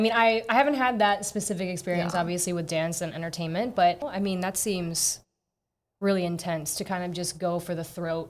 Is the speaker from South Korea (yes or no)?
yes; South Korea; born there; Obviously, I was born in Korea, but I'm not super familiar with Korean entertainment standards or anything really like that.